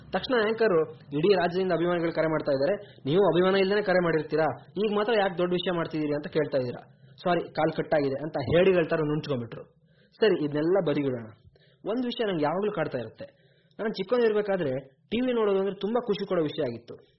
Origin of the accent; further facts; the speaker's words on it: Koppa, Karnataka, India; ನಮ್ಮೂರು ಕೊಪ್ಪದಲ್ಲೇ